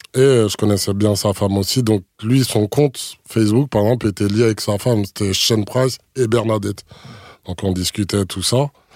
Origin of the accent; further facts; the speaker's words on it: Martinique; de chez moi en Martinique